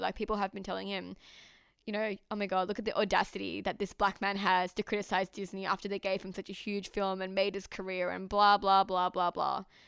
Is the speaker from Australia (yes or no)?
yes; Australia; I am Pakistani Australian.